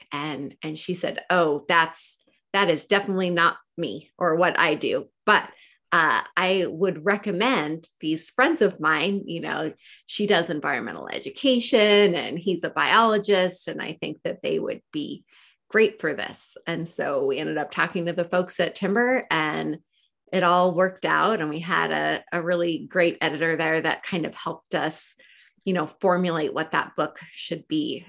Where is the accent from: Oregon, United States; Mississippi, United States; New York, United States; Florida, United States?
Oregon, United States; Portland; I grew up here in Portland, Oregon